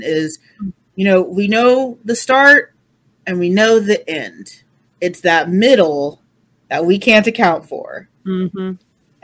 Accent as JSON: {"language": "English", "country": "United States", "said": "as an American"}